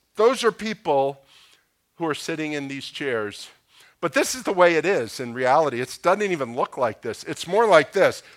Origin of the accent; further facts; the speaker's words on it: Boca Raton, Florida, United States; I grew up in Boca Raton.